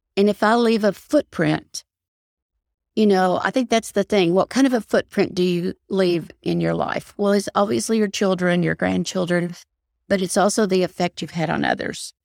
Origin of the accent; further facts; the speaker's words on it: Knoxville, Tennessee, United States; now in Texas, United States; I was born and raised in Knoxville, Tennessee